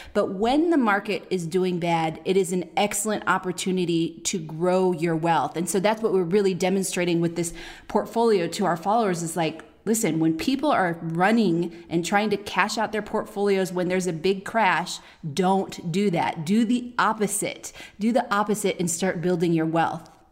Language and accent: English; Oakland, California, United States; moved away; we're from Oakland